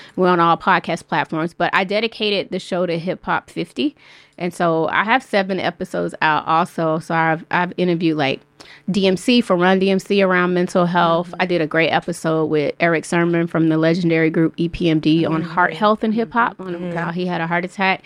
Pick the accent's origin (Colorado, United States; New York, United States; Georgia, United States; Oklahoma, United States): Georgia, United States; Atlanta; my best friend who I grew up with in Southwest Atlanta since middle school